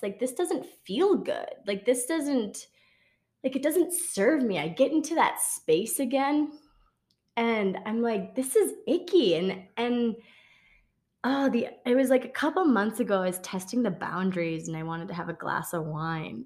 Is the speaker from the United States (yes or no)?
yes; Wisconsin, United States; I grew up in Wisconsin